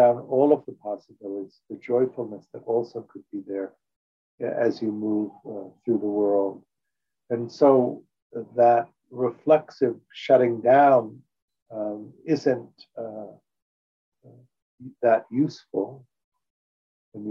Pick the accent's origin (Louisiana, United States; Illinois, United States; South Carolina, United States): Illinois, United States; Chicago; also born or lived in New York; now in Los Angeles, United States; When I grew up in Chicago